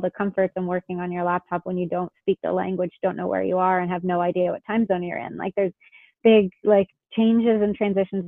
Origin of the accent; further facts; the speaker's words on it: Toronto area, Ontario, Canada; moved away as an adult; I grew up in Canada.